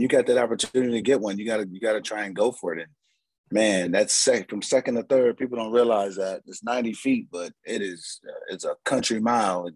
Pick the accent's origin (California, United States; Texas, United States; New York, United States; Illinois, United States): California, United States; San Diego; moved away as an adult; also born or lived in Appleton, Wisconsin; I'm going from San Diego, California